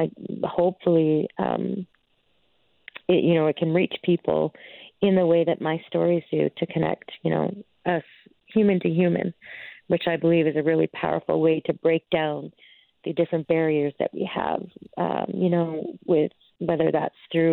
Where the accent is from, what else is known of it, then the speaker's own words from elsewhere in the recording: Stony Plain, Alberta, Canada; I'm from Stony Plain